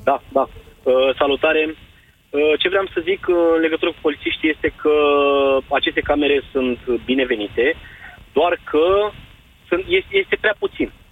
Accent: Craiova, Dolj, Romania; eu sunt din Craiova

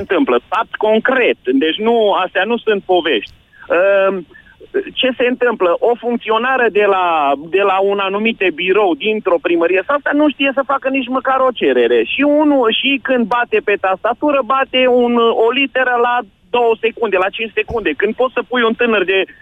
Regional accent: Transylvania, Romania; moved away as an adult; also born or lived in United States; sunt din Ardeal

